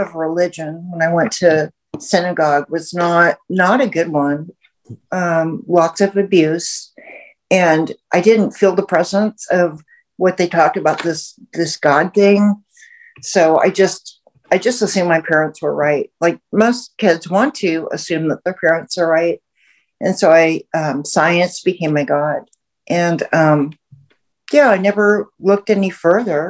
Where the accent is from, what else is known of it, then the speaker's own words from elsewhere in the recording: Houston, Texas, United States; I grew up in the South. I grew up in Houston